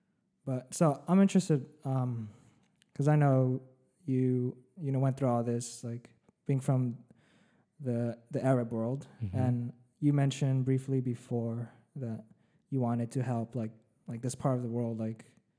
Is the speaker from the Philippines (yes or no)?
yes; Philippines; born there; moved away; because I'm an immigrant too, you know